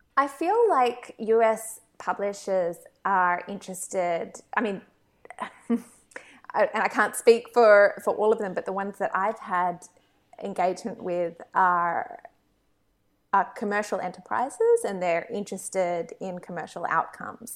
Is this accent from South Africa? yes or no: no; Australia; being Australian